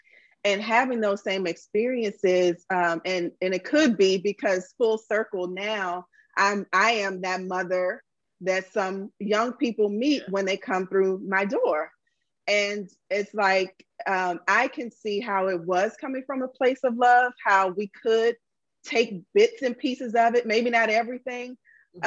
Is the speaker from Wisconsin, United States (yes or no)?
no; Washington, District of Columbia, United States; I'm from Washington, D.C., super Black upbringing, Black teachers from day one